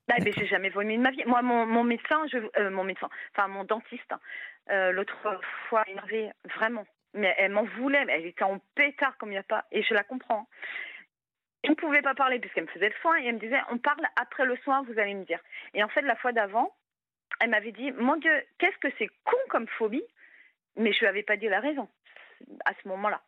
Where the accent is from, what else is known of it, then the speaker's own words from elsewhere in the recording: Brittany, France; je suis bretonne